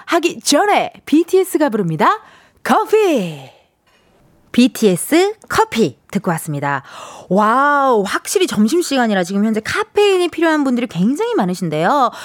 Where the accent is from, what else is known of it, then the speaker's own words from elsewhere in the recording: Incheon, South Korea; 제가 인천 출신이니까